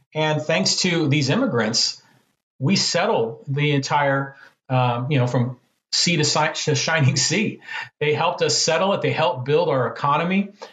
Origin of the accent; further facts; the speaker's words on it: San Francisco Bay Area, California, United States; moved away as an adult; also born or lived in Poway, California; now in San Diego, United States; I grew up in the San Francisco Bay Area